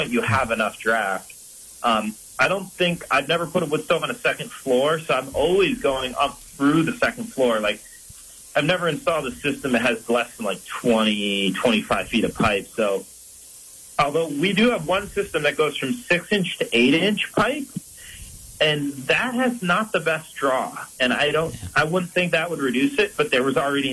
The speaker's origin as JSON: {"language": "English", "town": "Brighton", "region": "New York", "country": "United States", "tie": "born or raised there", "moved": "yes", "lives_now": "Vermont, United States", "said": "I grew up in the Empire State. I'm from Rochester, New York, originally, outside of Rochester, Brighton."}